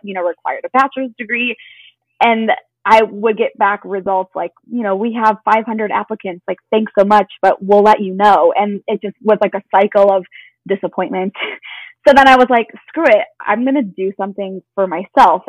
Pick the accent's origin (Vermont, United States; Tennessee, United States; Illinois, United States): Illinois, United States; Chicago; I currently live in the suburbs of Chicago and I grew up here, have been here my whole life